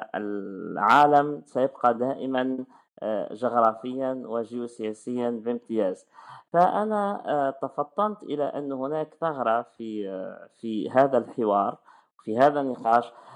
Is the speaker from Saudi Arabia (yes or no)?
no; Tunis, Tunis Governorate, Tunisia; moved away as an adult; also born or lived in France; ولدت عام 1981 ولدت في تونس تونس آه، العاصمه